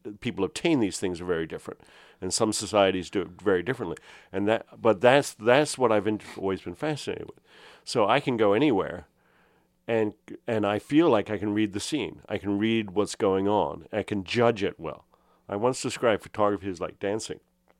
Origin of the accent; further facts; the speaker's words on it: United Kingdom; now in United States; I was raised as an American in the UK, so I was always kind of a foreigner, and this in the 70s. And I've never quite felt like I fit in. And I moved to the US and I didn't fit in here.